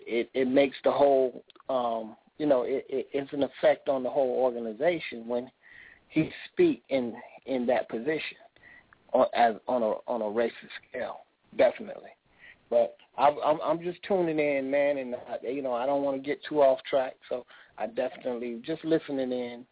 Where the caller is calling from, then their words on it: Florida, United States; I'm calling from Florida, actually.